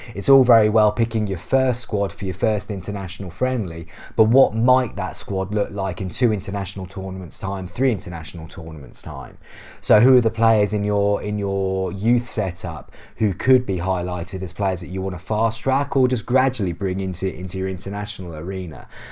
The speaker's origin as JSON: {"language": "English", "region": "England", "country": "United Kingdom", "said": "being English"}